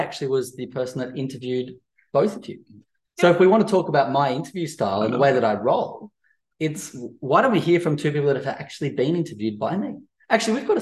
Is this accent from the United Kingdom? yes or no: no; Central Coast, near Erina, New South Wales, Australia; growing up on the Central Coast near Erina